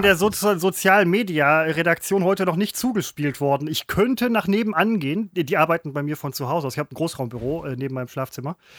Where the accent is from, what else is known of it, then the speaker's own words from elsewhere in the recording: Velbert, North Rhine-Westphalia, Germany; ich komme aus Felbert